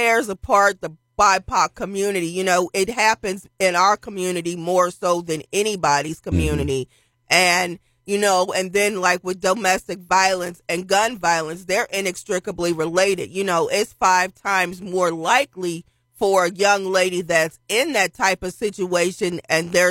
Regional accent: Philadelphia, Pennsylvania, United States; moved away; I was born in Philadelphia, so I have family that still lives there.

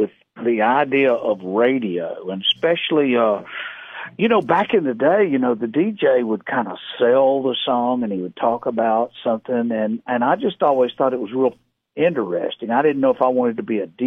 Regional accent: South Carolina, United States; That's where I kind of grew up out there and learned to play a little music

